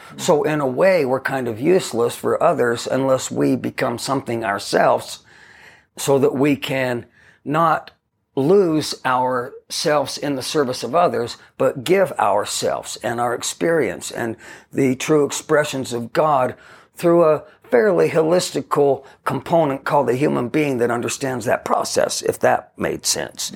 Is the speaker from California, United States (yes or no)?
no; Ogden, Utah, United States; grew up in a neighborhood of houses in Ogden, Utah